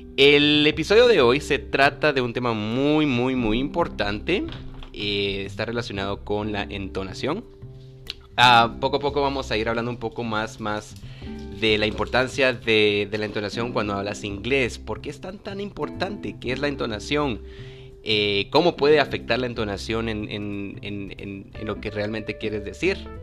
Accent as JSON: {"language": "Spanish", "country": "Guatemala", "said": "la entonación que nosotros tal vez aquí en Guatemala le damos a nuestro español"}